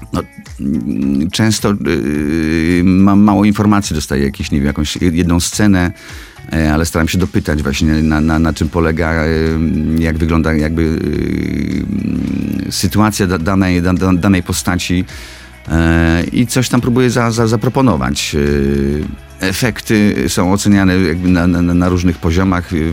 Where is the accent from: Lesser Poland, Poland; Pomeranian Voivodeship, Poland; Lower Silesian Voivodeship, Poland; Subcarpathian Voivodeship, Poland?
Subcarpathian Voivodeship, Poland; Nisko; moved away; Szkoła średnia, tak, jakby z mojego rodzinnego miasta, z Niskiej Woli